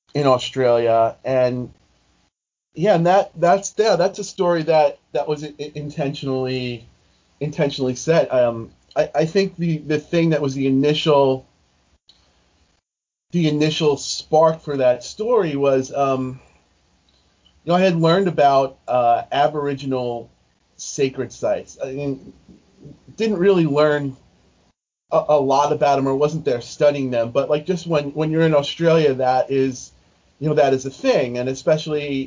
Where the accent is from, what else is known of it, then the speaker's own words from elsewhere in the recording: New York, United States; I'm from New York